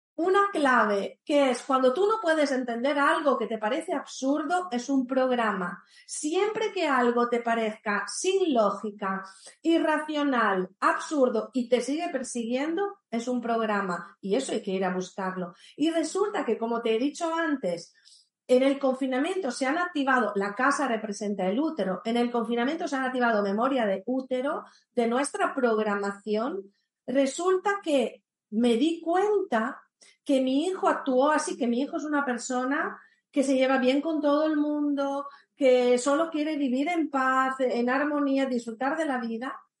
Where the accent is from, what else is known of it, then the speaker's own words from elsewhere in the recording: Italy; now in Spain; yo soy italiana, vivo en España